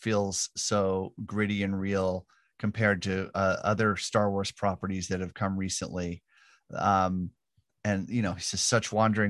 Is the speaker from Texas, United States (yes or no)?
no; Southern California, United States; I grew up in Southern California